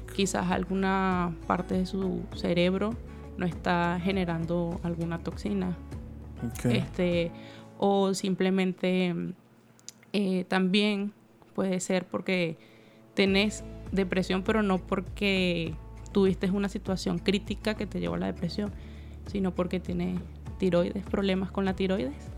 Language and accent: Spanish; Venezuela; moved away; en mi país Venezuela estudié psicología clínica